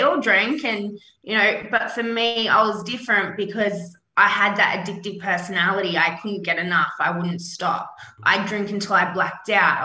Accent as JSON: {"language": "English", "town": "Sydney", "region": "New South Wales", "country": "Australia", "tie": "born or raised there", "said": "I grew up in a small suburb in Western Sydney. Yep. I grew up there my whole entire life."}